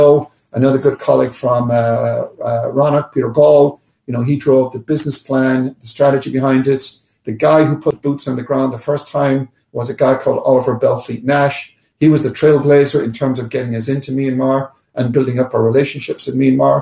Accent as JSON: {"language": "English", "country": "Ireland", "moved": "yes", "lives_now": "New York, United States", "said": "I'm an Irish man"}